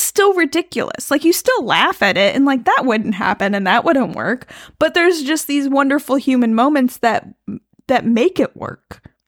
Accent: United States; I'm American

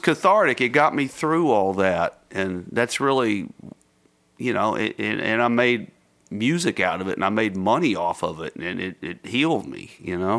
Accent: United States; also born or lived in Texas / Mississippi; growing up in Texas and Mississippi

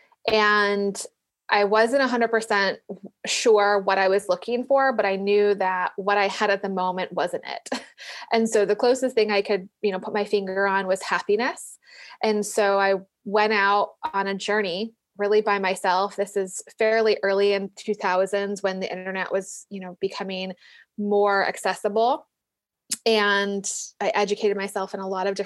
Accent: Detroit, Michigan, United States; moved away as an adult; now in North Carolina, United States; I grew up in Detroit Metro, Michigan

